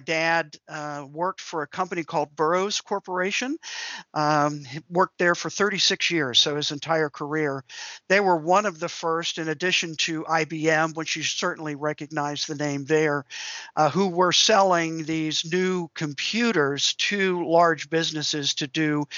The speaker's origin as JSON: {"language": "English", "area": "D.C.", "region": "Maryland suburbs of Washington", "country": "United States", "tie": "born or raised there", "said": "the Washington, D.C. area, where I grew up in the Maryland suburbs there."}